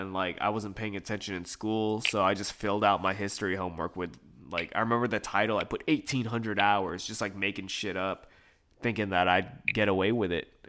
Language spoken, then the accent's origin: English; Philippines; And I'm Filipino, you know, so it's very off-putting.